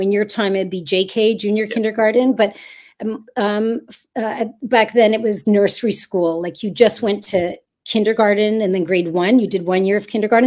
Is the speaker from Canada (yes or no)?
yes; Montreal, Quebec, Canada; moved away as an adult; now in Toronto, Canada; I was actually born in Toronto, and then I moved to Montreal when I was one year old.